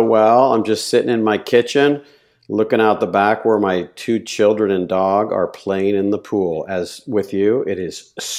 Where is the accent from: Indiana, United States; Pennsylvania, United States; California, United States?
California, United States; Davis; I grew up in Davis, California. And at the time, it was just a small little college town, kind of bloomed and blossomed.